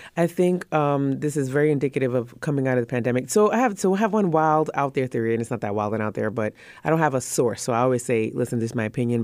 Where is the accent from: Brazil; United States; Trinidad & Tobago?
Trinidad & Tobago; moved away; we're from the Caribbean